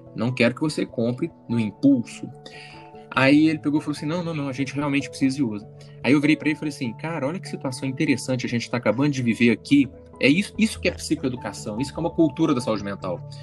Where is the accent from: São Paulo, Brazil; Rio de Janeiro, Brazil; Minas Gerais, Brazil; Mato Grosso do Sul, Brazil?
Minas Gerais, Brazil; Uberlândia; eu não sou do Rio, não sou carioca, eu sou do interior de Minas Gerais, interiorzão mesmo, Uberlândia.